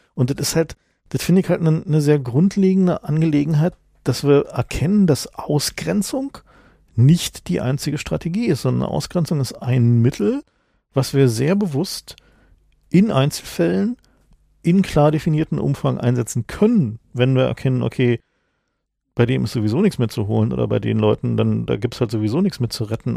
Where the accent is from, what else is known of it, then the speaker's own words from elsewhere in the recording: East Germany, Germany; bin ich vielleicht auch als Ossi